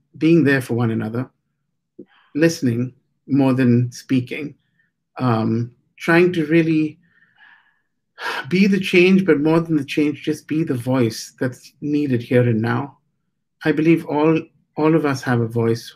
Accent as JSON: {"language": "English", "country": "India", "said": "I'm Asian, even though I'm from India"}